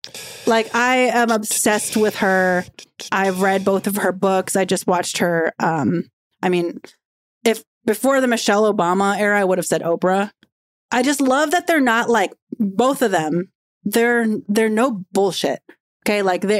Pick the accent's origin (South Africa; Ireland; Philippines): Philippines; being able to represent women that are pregnant and being a Filipino and a mother and a working mom